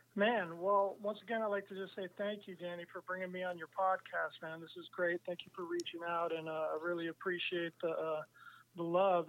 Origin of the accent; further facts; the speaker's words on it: San Francisco, California, United States; moved away as an adult; also born or lived in Amsterdam; I grew up in San Francisco, and my whole community and all my whole life was there.